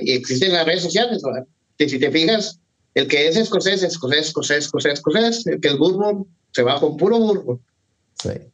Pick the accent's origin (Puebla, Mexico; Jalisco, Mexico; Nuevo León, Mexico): Nuevo León, Mexico; Monterrey; now in Houston, United States; yo soy de Monterrey, de Monterrey, Nuevo León, México, pero pues, vivo aquí en Houston